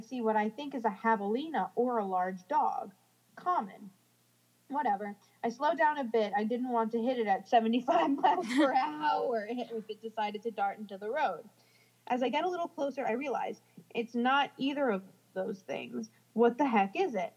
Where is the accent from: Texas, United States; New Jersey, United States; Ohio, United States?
New Jersey, United States; moved away; I'm from New Jersey and I, you know, we don't have javelinas